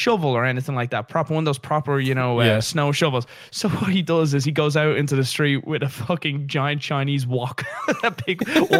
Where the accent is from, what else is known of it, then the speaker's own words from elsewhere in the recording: Dublin, Leinster, Ireland; I grew up in the city. So I grew up in Dublin.